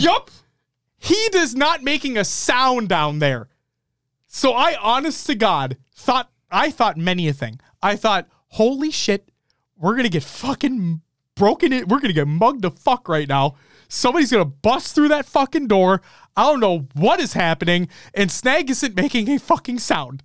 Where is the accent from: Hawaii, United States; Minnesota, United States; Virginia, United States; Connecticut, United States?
Minnesota, United States; I'm from Minnesota.